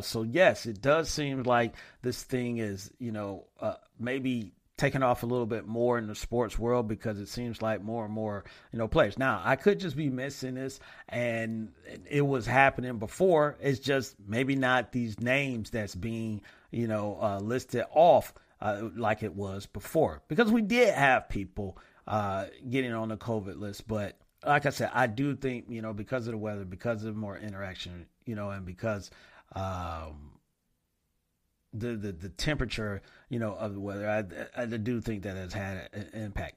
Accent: Flint, Michigan, United States; my hometown

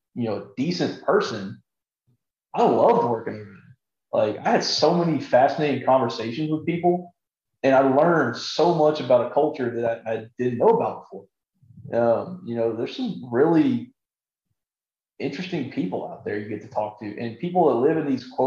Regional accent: South Texas, United States; I'm from South Texas

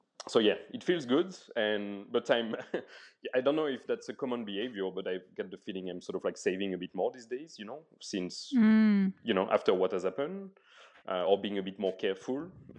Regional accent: France; English is a second language; I'm coming from France, obviously, and there's a lot of support and packages, you know, it's very social.

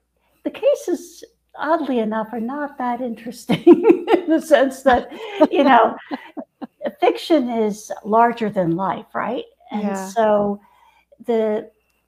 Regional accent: Mexico City, Mexico; now in Northern California, United States; I grew up in Mexico City

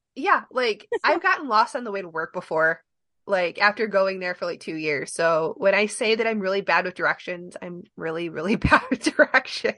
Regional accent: Michigan, United States; we're not from Ohio, we're from Michigan

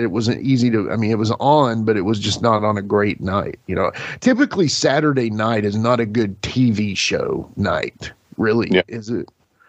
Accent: Lebanon, United States; that was my hometown growing up, Lebanon

